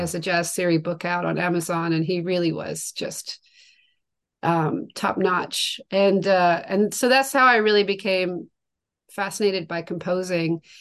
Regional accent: Tasmania, Australia; moved away; I'm from from Tasmania, Australia. That's where I grew up, and I spent most of my young life in Australia

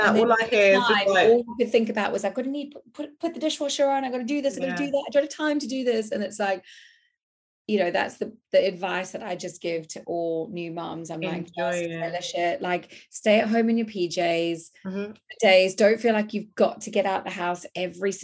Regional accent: South Africa; being South African

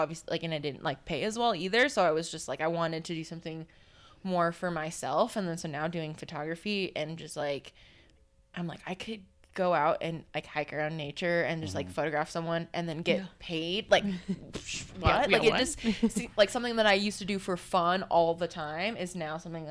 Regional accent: Durango, Colorado, United States; also born or lived in California / Los Angeles; growing up in Durango

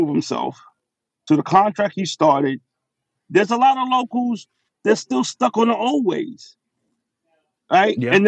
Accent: New York City, New York, United States; being who I am from Brooklyn

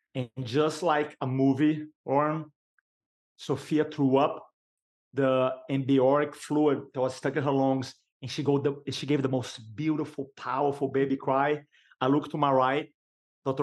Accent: Brazil; English is a second language; moved away as an adult; now in United States; I'm American now, American citizen, but I came from Brazil, I grew up in Brazil

